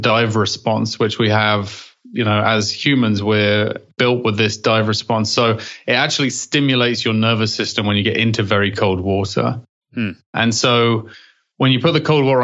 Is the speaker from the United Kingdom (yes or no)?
yes; England, United Kingdom; accent: English; moved away; Having an English accent in England, nobody really cares.